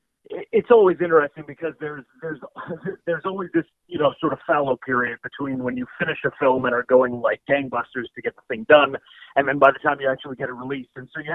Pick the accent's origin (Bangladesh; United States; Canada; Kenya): Canada; Prince Edward Island; I grew up in Prince Edward Island, so CBC Charlottetown is where, like, PEI's sort of edition of CBC Radio 1 is set.